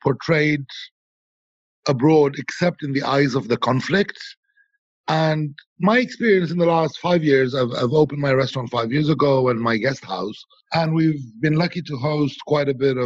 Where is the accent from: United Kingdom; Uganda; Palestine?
Palestine; Bethlehem, West Bank; I was born in Bethlehem.